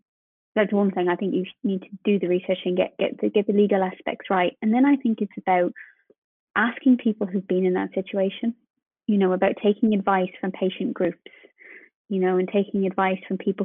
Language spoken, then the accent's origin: English; Ireland; being Irish